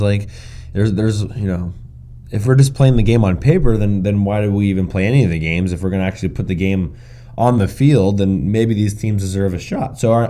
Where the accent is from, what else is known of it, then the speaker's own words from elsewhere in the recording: Columbus, Ohio, United States; Yeah, and Luke Fickell is an Ohio guy, but I grew up in Columbus and obviously played football at Ohio State.